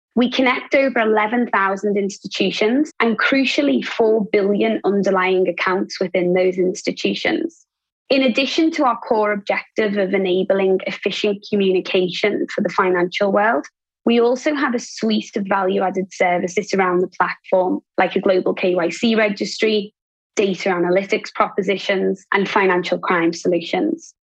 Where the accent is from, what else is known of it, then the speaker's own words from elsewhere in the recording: Liverpool, North West England, United Kingdom; also born or lived in Asia Pacific; now in Singapore; I was born in Liverpool.